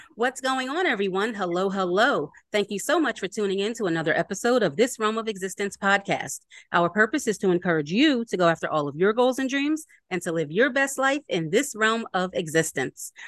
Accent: Philadelphia, Pennsylvania, United States; I am from Philly

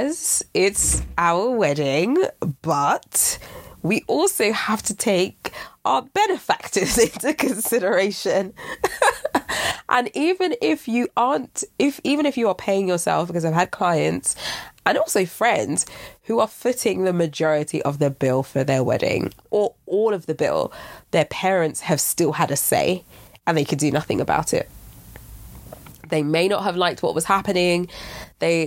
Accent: Nigeria; I'm Nigerian

